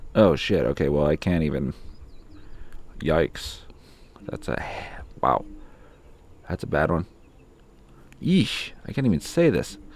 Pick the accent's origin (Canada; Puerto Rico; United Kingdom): Canada; Winnipeg, Manitoba; I'm from Winnipeg.